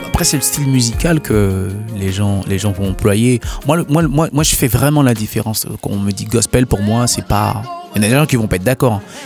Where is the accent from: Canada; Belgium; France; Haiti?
Haiti; first language Haitian Creole; chez nous en Haïti